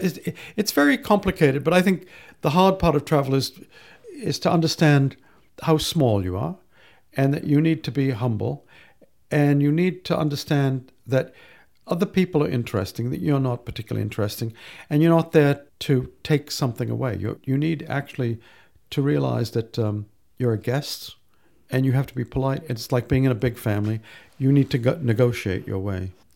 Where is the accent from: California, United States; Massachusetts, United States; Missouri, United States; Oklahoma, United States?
Massachusetts, United States; Medford; moved away as an adult; also born or lived in Singapore / London; I grew up just outside Boston, Massachusetts